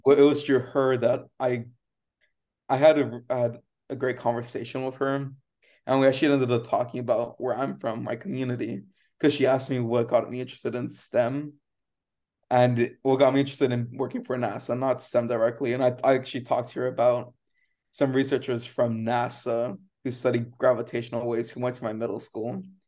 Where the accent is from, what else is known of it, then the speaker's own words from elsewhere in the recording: Rio Grande Valley, Texas, United States; moved away; I grew up in the Rio Grande Valley and, and that's where Brownsville is